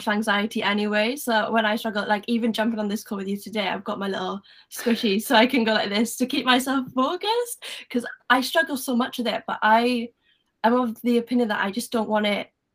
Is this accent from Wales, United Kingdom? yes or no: yes; Wales, United Kingdom; accent: Welsh; my Welsh accent